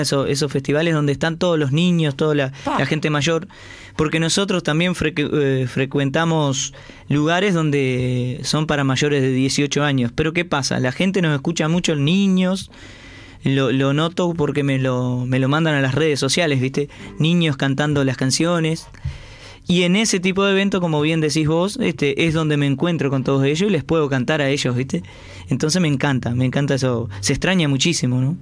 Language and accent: Spanish; Uruguay; somos, somos uruguayos